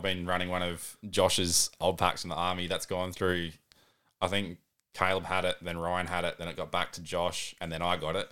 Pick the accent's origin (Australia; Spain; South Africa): Australia; Balaklava, South Australia; moved away as an adult; also born or lived in Owen; now in Murray Bridge, Australia; originally born and raised mid-north, so Balaclava and Arwen